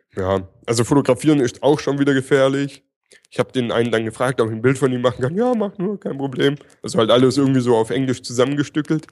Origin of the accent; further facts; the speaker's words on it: near Stuttgart, Baden-Württemberg, Germany; ich komme aus der Nähe von Stuttgart